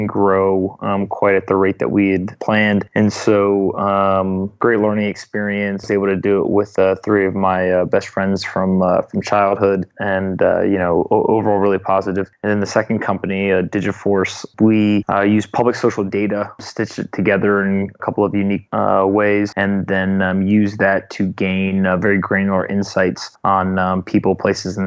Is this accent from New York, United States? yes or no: no; North Carolina, United States; also born or lived in South Florida; I'm from North Carolina. I was born in South Florida, but grew up there in North Carolina.